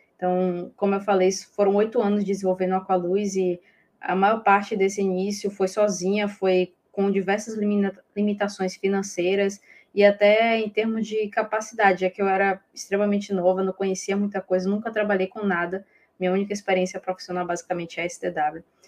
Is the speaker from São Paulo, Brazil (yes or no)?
no; Bahia, Brazil; eu sou baiana